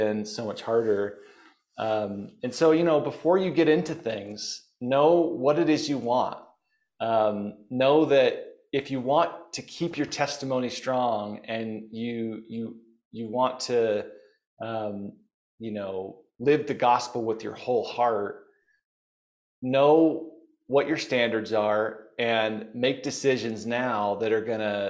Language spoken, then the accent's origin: English; Bountiful, Utah, United States; I grew up in Bountiful, Utah